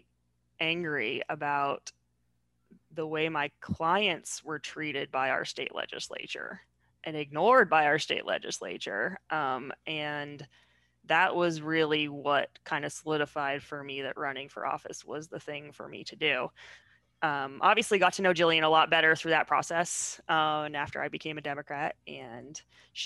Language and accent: English; Seattle, Washington, United States; moved away as an adult; now in Blair County, United States; I grew up in Seattle, where things are just different